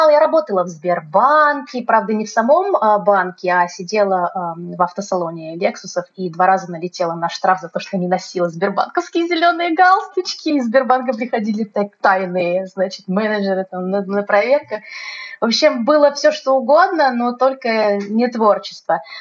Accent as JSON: {"language": "Russian", "region": "Moscow", "country": "Russia", "moved": "as an adult", "lives_now": "Krasnodar, Russia", "said": "я изначально из Москвы, да, это весь мой опыт был э, московский."}